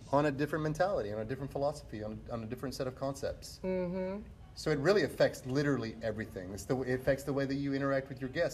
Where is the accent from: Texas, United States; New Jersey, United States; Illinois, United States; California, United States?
Texas, United States; Grand Prairie; I grew up on Avenue B. I grew up going to Bonham.